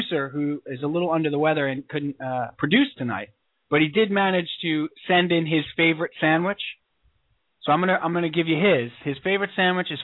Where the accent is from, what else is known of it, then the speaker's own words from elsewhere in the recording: Commack, New York, United States; I grew up on Long Island. There was a Taco Bell across the street from my house